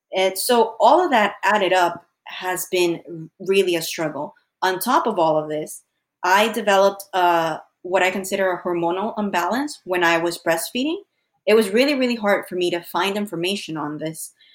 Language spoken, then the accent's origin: English; Honduras; now in Florida, United States; back home, we're originally from Honduras